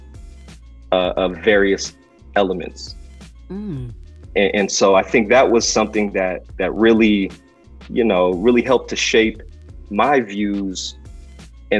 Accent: San Francisco, California, United States; I'm originally from San Francisco, California

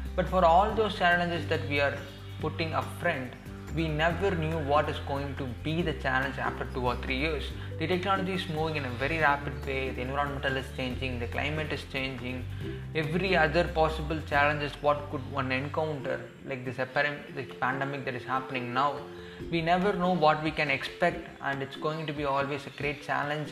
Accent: India; I'm from India

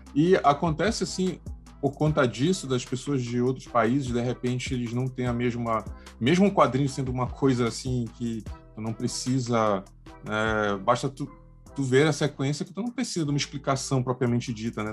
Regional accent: Pará, Brazil; eu, como paraense

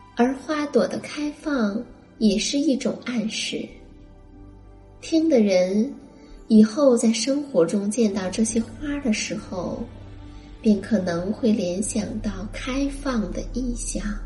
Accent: China; 我们中国人

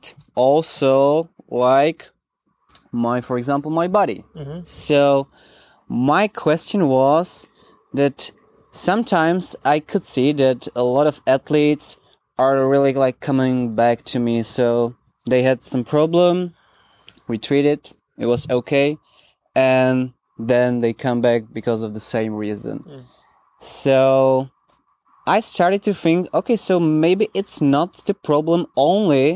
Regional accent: Czechia; I'm coming from Czech Republic

